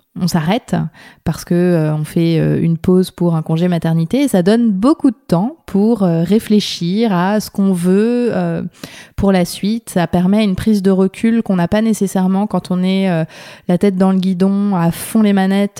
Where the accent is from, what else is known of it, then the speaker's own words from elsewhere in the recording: France; also born or lived in Paris; je suis française et j'habite à Paris